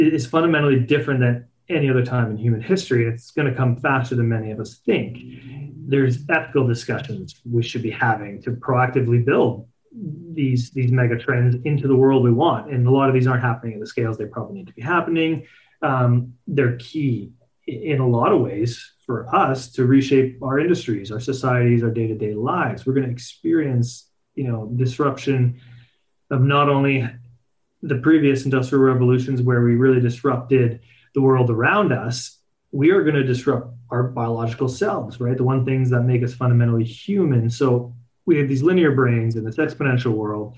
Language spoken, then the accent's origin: English; Canada; born and raised in Canada